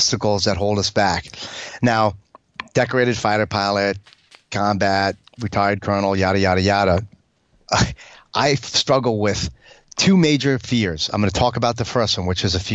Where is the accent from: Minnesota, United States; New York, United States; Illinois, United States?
New York, United States; As a New Yorker, you know, as a fighter pilot New Yorker, hardcore